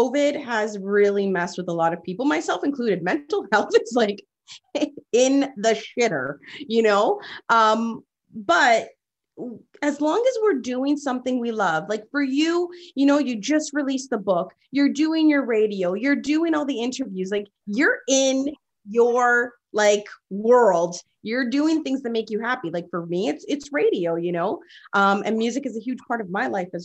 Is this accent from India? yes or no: no; Toronto, Ontario, Canada; growing up, born and raised in Rexdale, and then moving to the 905 when I was a bit older